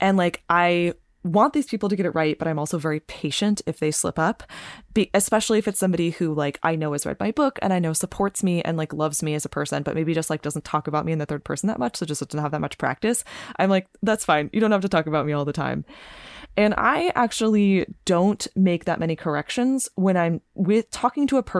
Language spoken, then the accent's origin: English; California, United States; I'm from California